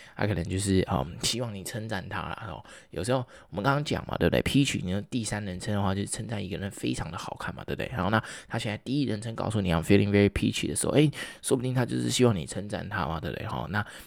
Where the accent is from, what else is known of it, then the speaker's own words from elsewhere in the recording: Taiwan; 我们台湾人